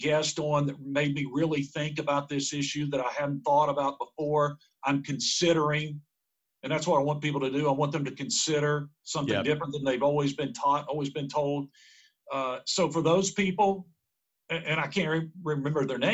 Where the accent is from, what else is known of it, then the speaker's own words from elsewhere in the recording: Glenville, West Virginia, United States; now in Huntington, United States; growing up in Central West Virginia